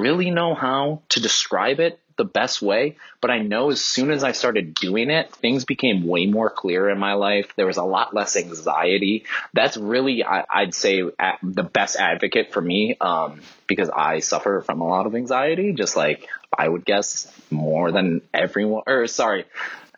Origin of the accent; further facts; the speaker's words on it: Cleveland, Ohio, United States; I'm from Cleveland, Ohio